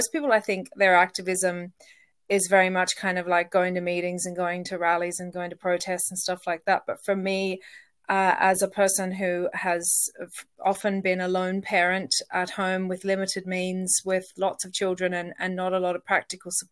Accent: Australia; also born or lived in Donegal, Ireland; now in Ireland; I am originally Australian.

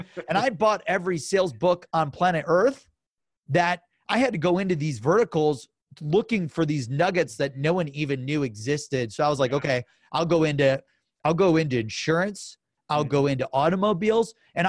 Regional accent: Cleveland, Ohio, United States; Now some sports like LeBron comes to the Cavs and I'm from Cleveland.

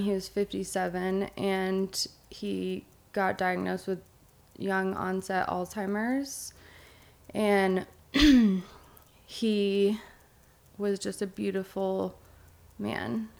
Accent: Eugene, Oregon, United States; now in Bend, United States; I grew up in Eugene, Oregon

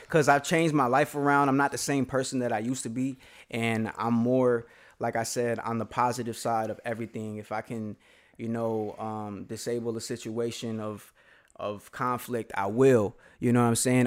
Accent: Aurora, Colorado, United States; I grew up on the West Side and then I moved to the East Side.

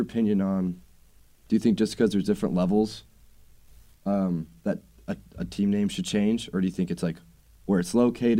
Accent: Overland Park, Kansas, United States; So I'm from Overland Park, and I went to Shawnee West High School

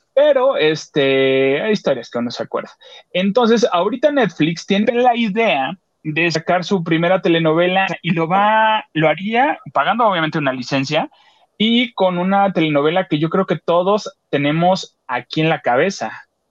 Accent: Acapulco, Guerrero, Mexico; en Acapulco, en mi pueblo

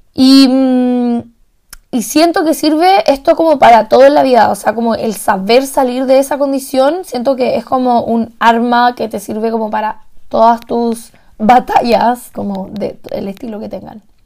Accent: Chile; moved away as an adult; also born or lived in Santiago; now in Salzburg, Austria; yo soy la única chilena en más de 2.500 personas

